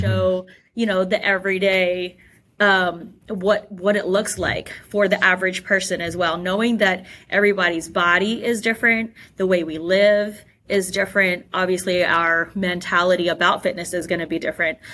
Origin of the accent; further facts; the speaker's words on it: Australia; I actually grew up in Australia